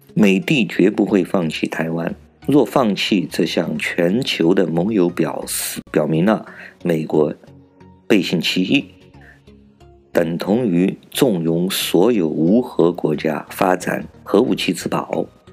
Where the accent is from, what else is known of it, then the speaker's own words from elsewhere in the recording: China; 我是来自中国大陆的